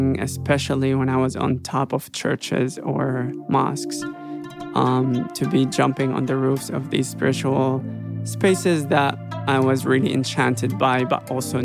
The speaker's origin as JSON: {"language": "English", "town": "Damascus", "region": "Damascus Governorate", "country": "Syria", "tie": "born or raised there", "also_born_or_lived": "Aleppo, Syria", "moved": "yes", "lives_now": "Los Angeles, United States", "said": "I grew up in Syria. I grew up in Damascus. Most of it in Damascus, some of it in Aleppo"}